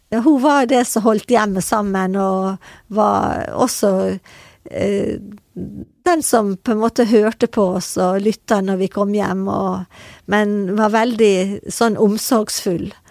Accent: Sunnmøre, Møre og Romsdal, Norway; jeg kommer fra Sunnmøre

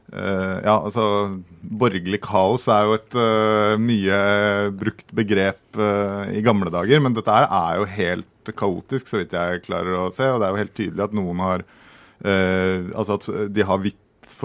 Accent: Oslo, Norway; ja til og med eh, født på Aker

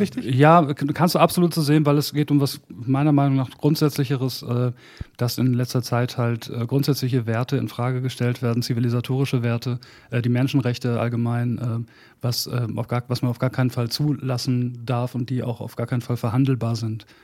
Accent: Bad Salzuflen, North Rhine-Westphalia, Germany; moved away; also born or lived in Hamburg; in Bad Salzuflen, wo ich angefangen habe, wo ich aufgewachsen bin, angefangen habe, Musik zu machen

